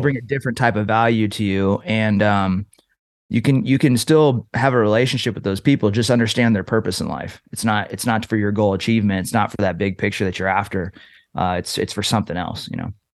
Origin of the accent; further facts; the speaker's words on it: Trinity Center, California, United States; I was raised in Northern California